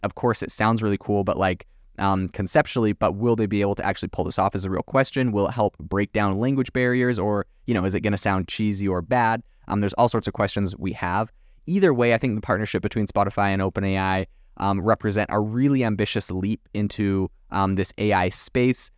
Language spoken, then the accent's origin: English; Canada; moved away; also born or lived in France; I'm from Canada originally, did not learn French in Canada, so I do not have a French Canadian accent.